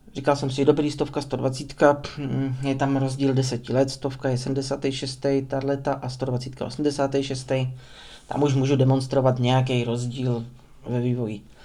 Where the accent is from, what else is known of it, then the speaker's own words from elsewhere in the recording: Prostějov, Olomouc Region, Czechia; narodil jsem se v 93. v Prostějově